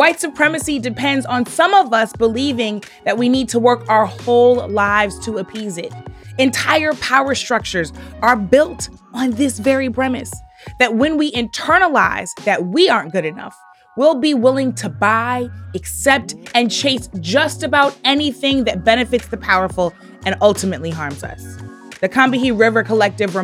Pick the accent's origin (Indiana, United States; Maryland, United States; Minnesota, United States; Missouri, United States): Missouri, United States; Missouri, my home state